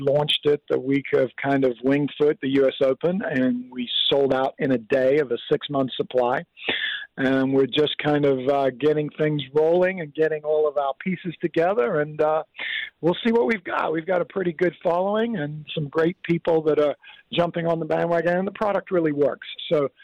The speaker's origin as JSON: {"language": "English", "country": "Kenya", "tie": "born or raised there", "moved": "yes", "lives_now": "Oceanside, United States", "said": "I grew up in Africa, of all places, in Kenya."}